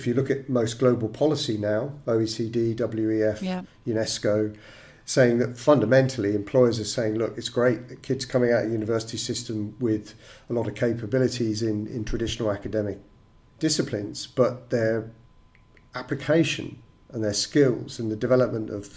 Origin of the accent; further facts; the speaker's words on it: England, United Kingdom; growing up in the United Kingdom and going to school in England